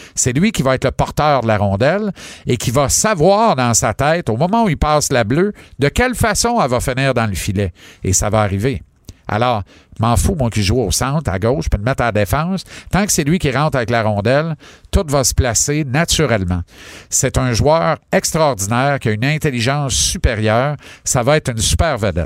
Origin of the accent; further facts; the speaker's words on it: Granby, Quebec, Canada; mon bled à Granby